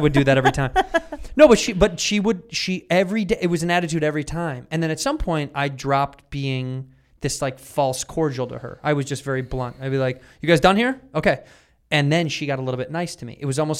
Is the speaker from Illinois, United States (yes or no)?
yes; Chicago, Illinois, United States